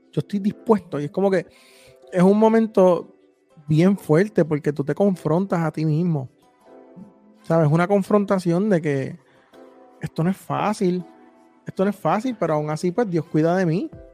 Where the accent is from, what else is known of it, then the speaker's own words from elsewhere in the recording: Puerto Rico; nosotros que somos de Puerto Rico